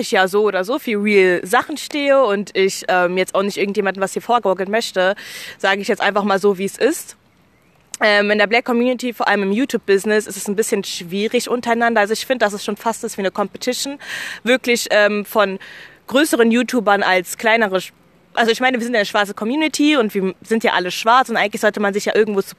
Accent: Germany; born there; deshalb würde ich schon bezeichnen, dass Deutschland meine Heimatstadt ist allgemein, weil ich einfach hier geboren wurde.

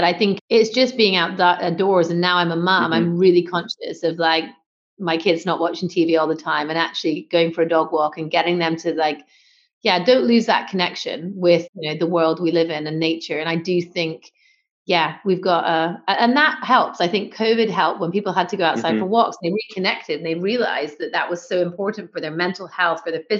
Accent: North Scotland, United Kingdom; moved away; I'm going to say Scotland because it's where I grew up.

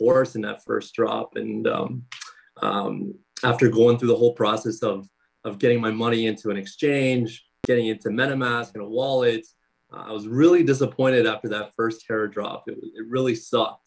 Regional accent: Canada; I'm from Canada

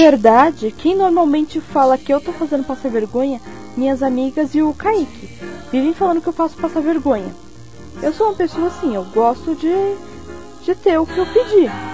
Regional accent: São Paulo, Brazil; eu sou paulistano

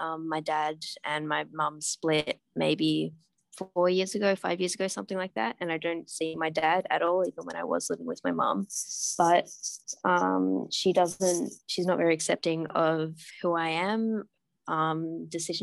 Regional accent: Australia; also born or lived in Hanoi, Vietnam; I'm from Australia

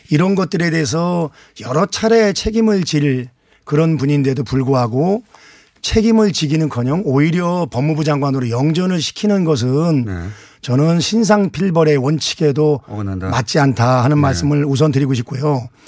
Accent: Anseong, Gyeonggi Province, South Korea; 안성 출신

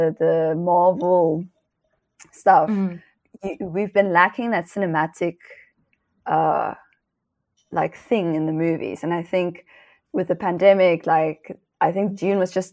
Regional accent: Namibia; moved away; I'm originally from Namibia

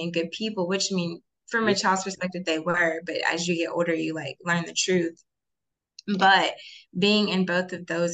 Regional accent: Alabaster, Alabama, United States; So I am from Birmingham, Alabama, specifically Alabaster, Alabama, born and raised

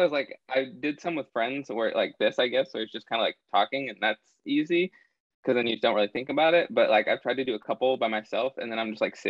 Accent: Eugene, Oregon, United States; moved away as an adult; now in Texas, United States; I'm from Oregon, actually. Transplant.

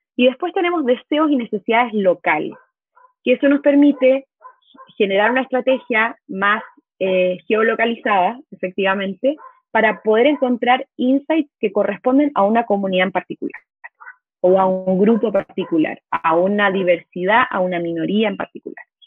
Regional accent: Chile; moved away as an adult; also born or lived in Mexico; soy chilena, vivo en México desde el 2014, pero la pandemia me trajo de vuelta a mi hogar, a mi patria

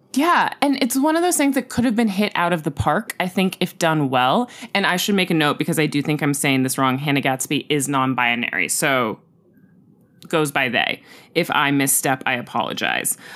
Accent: Los Angeles, California, United States; my childhood in Hollywood

